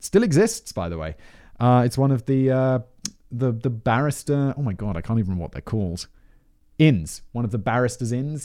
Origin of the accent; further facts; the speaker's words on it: United Kingdom; I'm British